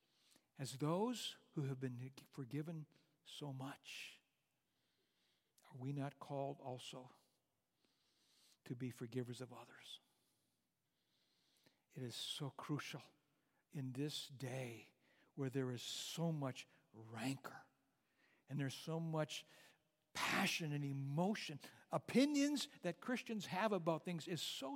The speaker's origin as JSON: {"language": "English", "area": "Bowdon", "region": "North Dakota", "country": "United States", "tie": "born or raised there", "said": "when I was a boy growing up in North Dakota, a small little town, Bowdoin, 250 people in the town at that time"}